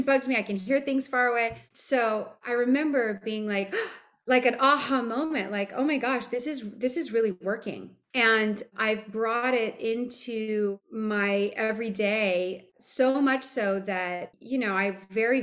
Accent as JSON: {"language": "English", "region": "Hawaii", "country": "United States", "tie": "born or raised there", "said": "I grew up in Hawaii"}